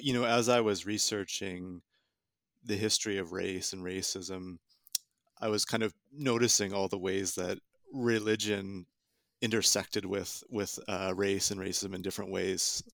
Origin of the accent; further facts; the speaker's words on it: Southern Ontario, Canada; moved away; I'm from Canada originally, from Southern Ontario in particular